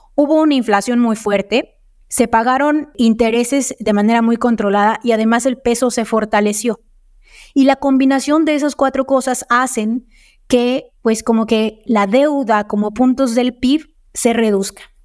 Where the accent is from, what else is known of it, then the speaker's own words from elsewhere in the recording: Mexico; somos el país